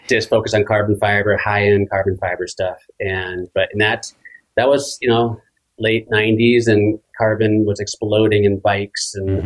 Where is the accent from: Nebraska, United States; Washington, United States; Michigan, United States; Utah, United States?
Washington, United States; Seattle; I grew up loving skiing in Seattle